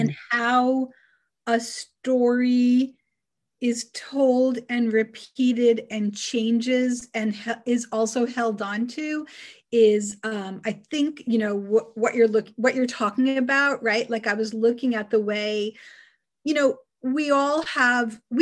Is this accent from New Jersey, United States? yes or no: no; Long Island, New York, United States; I grew up on Long Island